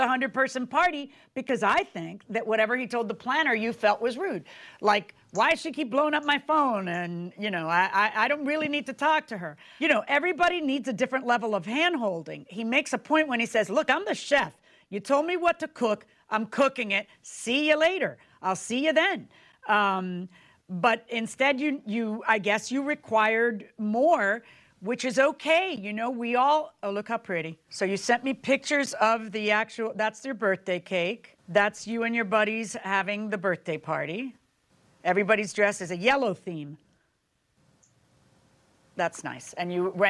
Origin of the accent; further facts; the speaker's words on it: Miami, Florida, United States; I'm from Miami